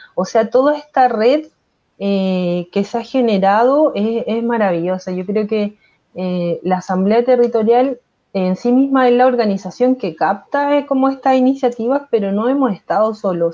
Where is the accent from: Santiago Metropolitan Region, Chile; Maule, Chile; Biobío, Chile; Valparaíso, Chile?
Valparaíso, Chile; Viña del Mar; soy pobladora desde, desde mi nacimiento, vivo en la población